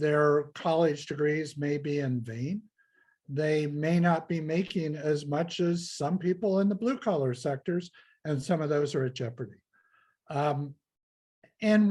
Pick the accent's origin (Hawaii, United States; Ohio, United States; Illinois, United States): Ohio, United States; I'm from the Midwest of the United States. I'm from Ohio, an industrial producing state